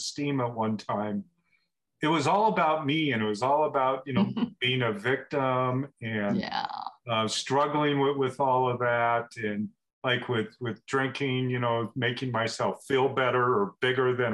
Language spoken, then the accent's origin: English; Portland, Oregon, United States; now in Bend, United States; I grew up in Portland